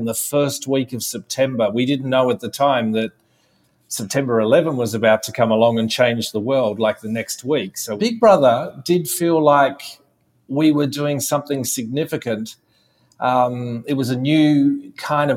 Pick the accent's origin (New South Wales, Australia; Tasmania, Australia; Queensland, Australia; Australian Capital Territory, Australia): Tasmania, Australia; moved away; also born or lived in Melbourne, Victoria; Grew up in Tasmania